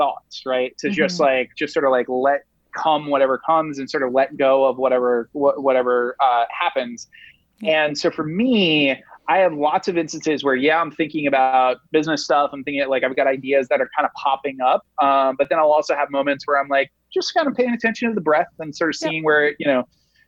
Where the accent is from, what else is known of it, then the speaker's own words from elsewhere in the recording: Rhode Island, United States; now in New York City, United States; Rhode Island, which is the smallest state in the union.